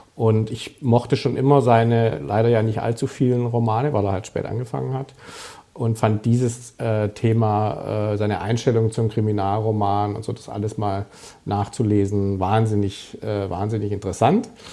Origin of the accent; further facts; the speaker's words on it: Stuttgart, Baden-Württemberg, Germany; accent: süddeutsch (southern German); moved away as an adult; also born or lived in Munich / Berlin; now in Hamburg, Germany; den Klang meiner Stimme hört, der ja eindeutig süddeutsch ist. Ich bin eigentlich aus Stuttgart